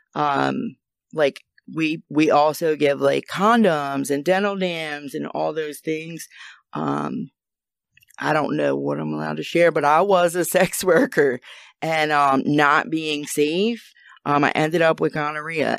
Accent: New Jersey, United States; moved away as an adult; now in Maryland, United States; I'm from New Jersey

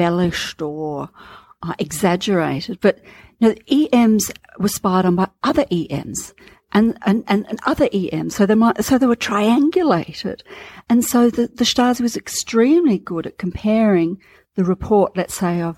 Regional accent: Australia; I'm an Australian.

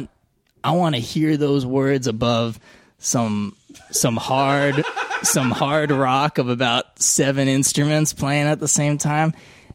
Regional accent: Florida, United States; accent: drawl; I'm from Florida.

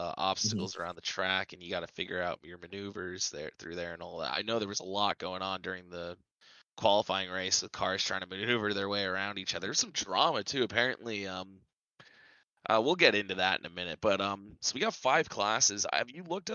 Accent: Tampa, Florida, United States; born and raised in Tampa

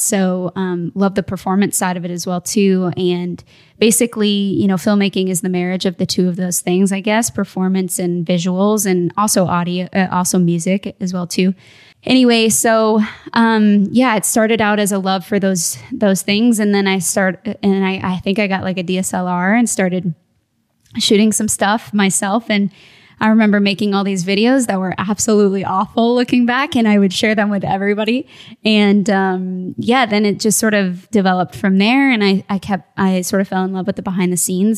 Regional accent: Midwest, United States; now in Phoenix, United States; I'm originally from the Midwest

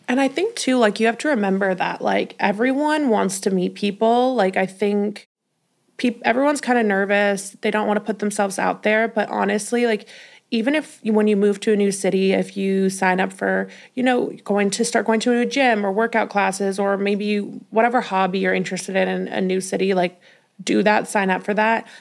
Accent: Denver, Colorado, United States; moved away as an adult; also born or lived in Los Angeles; now in New York City, United States; I'm from Denver, Colorado

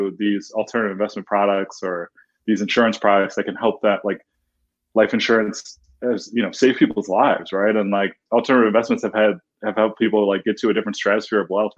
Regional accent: Detroit, Michigan, United States; the city of Detroit, which is obviously my hometown

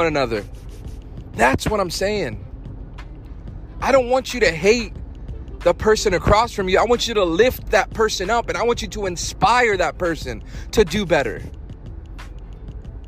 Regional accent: Fayetteville, North Carolina, United States; I'm from Fayetteville, North Carolina. That's where I was raised. I went to high school there

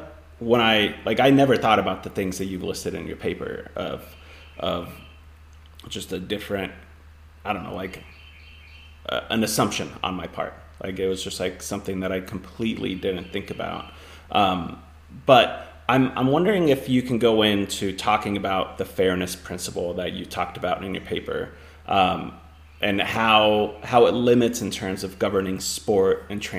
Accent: Finland; moved away; But I'm also from Finland, where like going into public baths and things like that are completely like different. Like I grew up when I was in Finland, like it was mixed gender saunas that people would go in.

